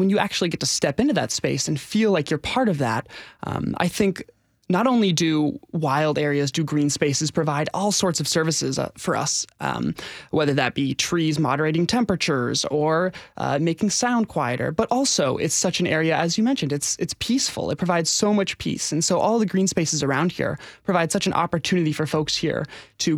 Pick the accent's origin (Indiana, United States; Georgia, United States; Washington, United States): Washington, United States; Seattle; now in Nashville, United States; I'm originally from the Seattle area